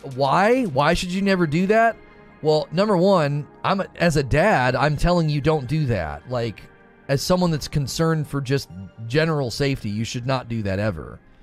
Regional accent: Canton, Ohio, United States; now in Louisville, United States; I am originally from northeastern Ohio. I grew up in Canton, Ohio.

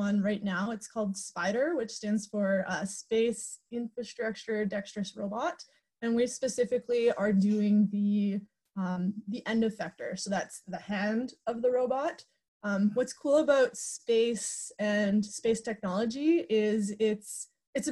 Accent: Sudbury, Ontario, Canada; I grew up in Sudbury, Ontario

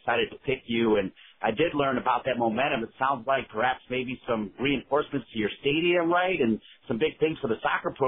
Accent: Ohio, United States; now in North Carolina, United States; I'm from Ohio, and you can take the boy out of Ohio, but you can't take the Ohio out of the boy

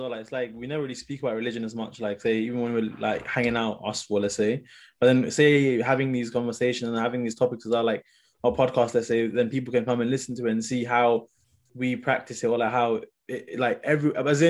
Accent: Nepal; now in United Kingdom; us four are like quite proud to be Nepalese, and we are like quite close to our culture, because most of us kind of like are like base, like, foundation is we grew up in Nepal

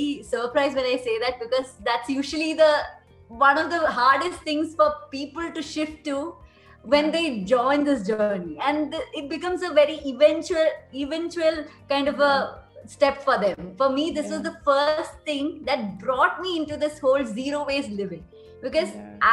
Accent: India; as an Indian, we used to have those roots very deeply beforehand

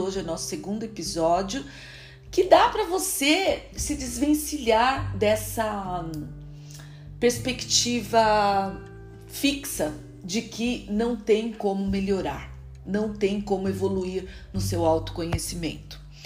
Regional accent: Brazil; moved away as an adult; also born or lived in Lisbon, Portugal; eu saí do Brasil para estudar

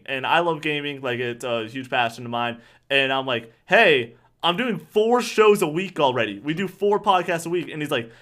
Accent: Boston, Massachusetts, United States; I'm Boston. I'm from Boston

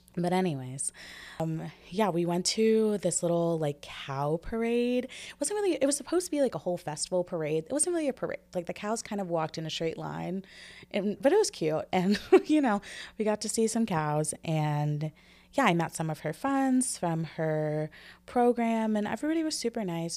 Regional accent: United States; as an American society

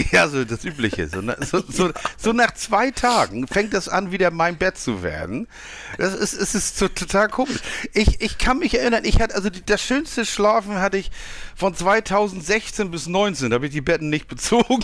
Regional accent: Switzerland; Ich bin ja Schweizer.

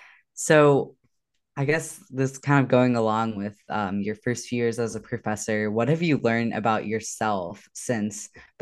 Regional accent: the South, United States; I grew up in the South. I actually went to college in Memphis, so pretty close to Oxford.

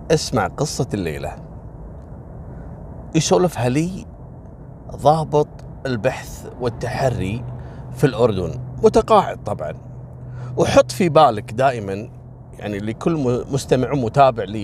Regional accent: Kuwait; وكذلك عندنا في الكويت مثل الجهره والحميدي

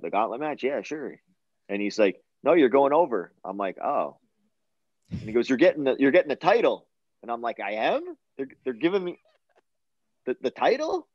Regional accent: Canada; my home country of Canada

